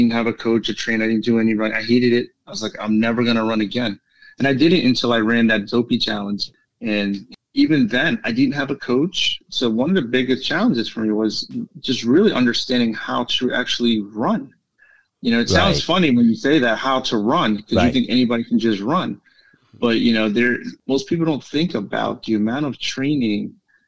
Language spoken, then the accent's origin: English; New York City, New York, United States; New York City is my favorite race. It's my hometown race